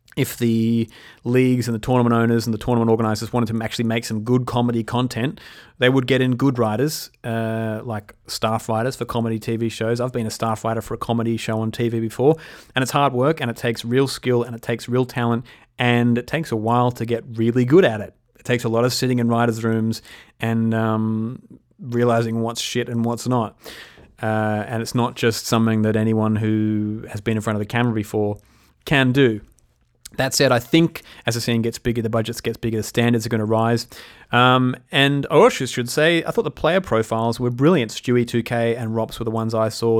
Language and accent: English; Australia; Being an Aussie